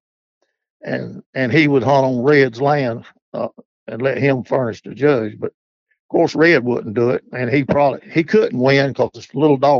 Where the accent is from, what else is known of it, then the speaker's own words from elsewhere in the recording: Charlotte, North Carolina, United States; I was born in Charlotte, North Carolina, 78 years ago. And I was a city boy